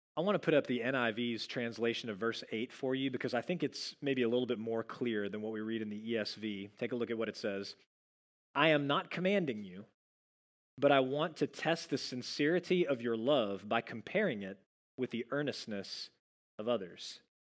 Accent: Dallas, Texas, United States; moved away; I'm from the Dallas area

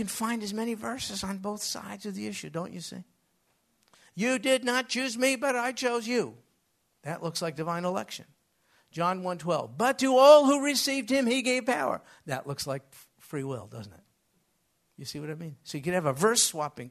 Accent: United States; I grew up in America.

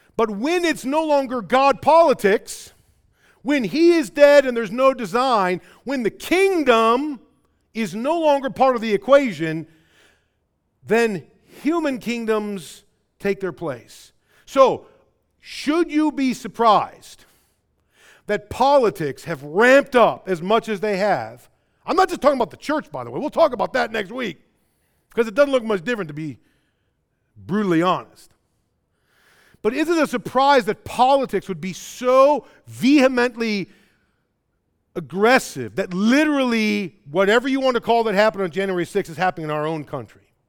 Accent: Rockford, Illinois, United States; accent: Midwest; I was in Rockford.

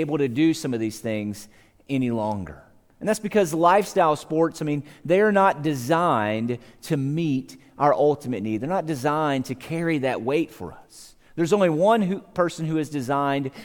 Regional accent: Savannah, Georgia, United States; I grew up in Georgia. I lived in Savannah, Georgia

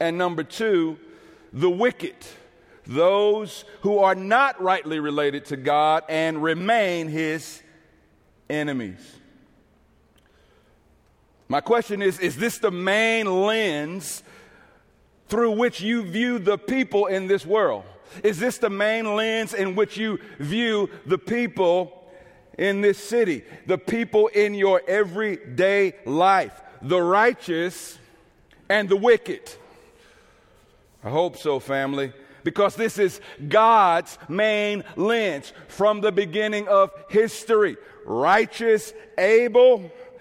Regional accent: East St. Louis, Illinois, United States; moved away as an adult; also born or lived in Minneapolis, Minnesota; City of Joy Fellowship in my hometown of East St. Louis

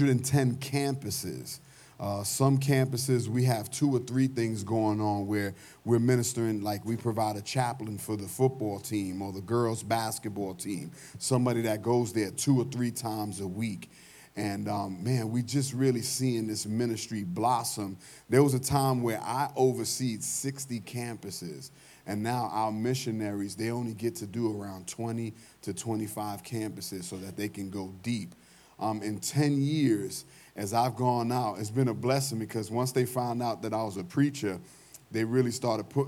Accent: New York City, New York, United States; moved away; I'm from New York

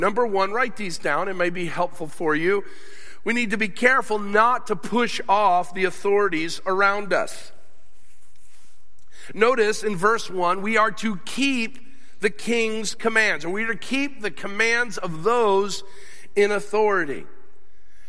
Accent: United States; I'm an American

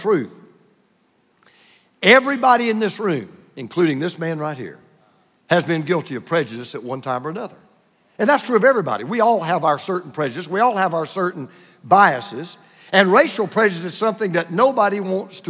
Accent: Bible Belt of the Deep South, United States; I grew up in the Buckle Belt of the Deep South

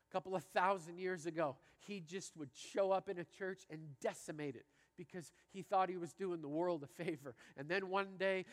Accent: Canada; I grew up in Canada playing hockey and driving.

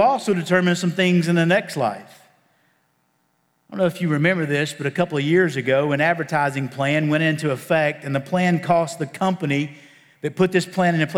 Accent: Appalachian Mountains, Virginia, United States; I'm from the Appalachian Mountains in Virginia

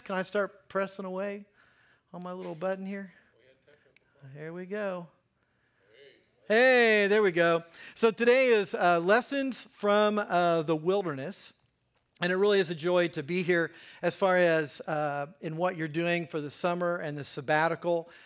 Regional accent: Hagerstown, Indiana, United States; now in Greenwood, United States; I grew up in Hagerstown

